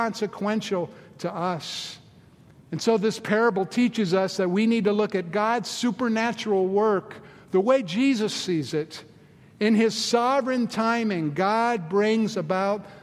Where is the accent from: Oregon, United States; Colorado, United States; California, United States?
Colorado, United States; Boulder; in the mid-70s when we got the first Starbucks in my hometown, Boulder, Colorado